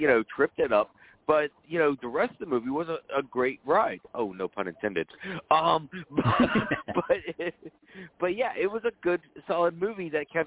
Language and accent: English; East Coast, United States; growing up on the East Coast watching pay-per-views